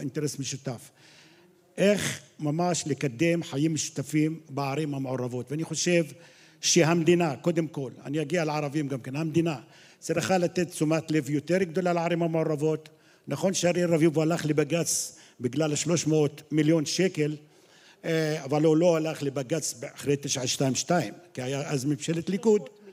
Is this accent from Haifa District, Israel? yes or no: no; Qalansawe, Central District, Israel; אני בא מקלנסווה